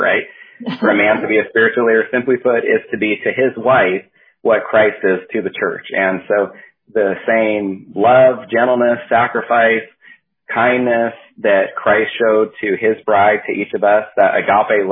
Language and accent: English; California, United States; also born or lived in Southwest Washington; now in Washington, United States; My wife and I grew up together in California.